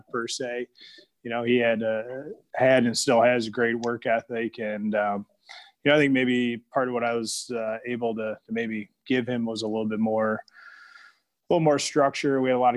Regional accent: Michigan, United States; also born or lived in Big Rapids, Michigan / Detroit area / New York / Ohio; I was born and raised in Michigan, over in the west side of the state, in a small town called Big Rapids. And then around grade school, moved to the Detroit area.

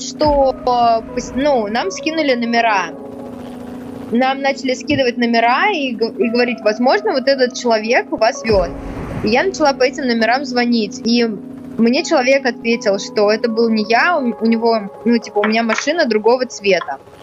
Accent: Moscow, Russia; also born or lived in Caucasus; я из Москвы

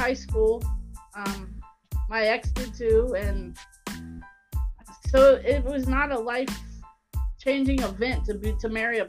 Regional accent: Cincinnati, Ohio, United States; I mean, we're Cincinnati kids.

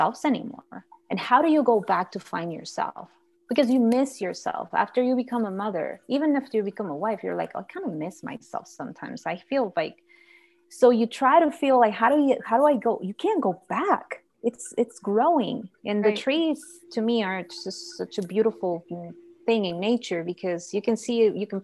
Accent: Guatemala; moved away as an adult; now in Idaho, United States; I'm from Guatemala and I've been living here for 8 years.

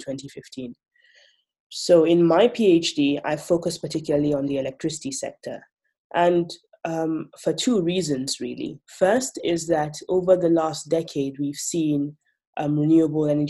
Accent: Nigeria; Nigeria, because I am from Nigeria

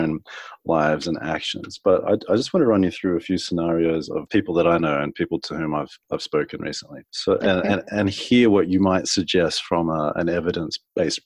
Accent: Australia; also born or lived in America; now in United States

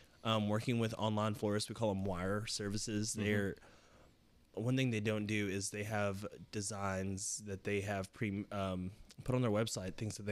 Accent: Tennessee, United States; I'm from Tennessee, man.

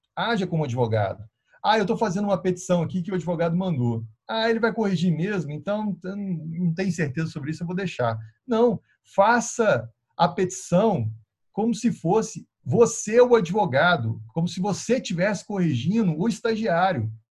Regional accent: Minas Gerais, Brazil; a gente é mineiro

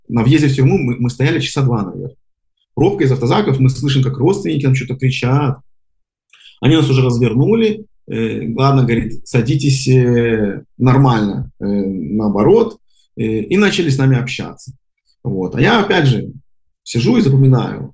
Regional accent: Minsk, Belarus; moved away as an adult; now in Israel; родился на бульваре э, Шевченко и, и всю жизнь там прожил

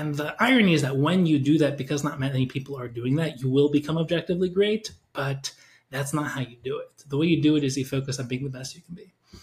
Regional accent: Woodmere, New York, United States; I grew up in Woodmere, grew up in the Five Towns

